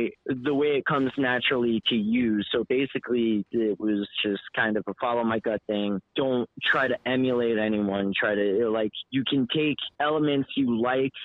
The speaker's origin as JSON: {"language": "English", "town": "Las Vegas", "region": "Nevada", "country": "United States", "tie": "born or raised there", "also_born_or_lived": "Long Island, New York", "said": "I was born I was born on Long Island. I grew up in Vegas"}